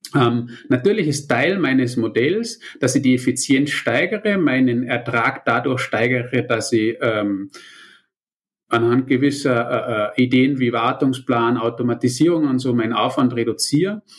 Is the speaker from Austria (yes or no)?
yes; Austria; ich bin ja Österreicher mit deutschen Wurzeln